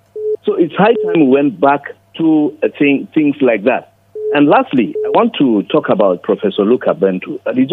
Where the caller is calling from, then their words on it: Nigeria; I'm calling you from Daria Road.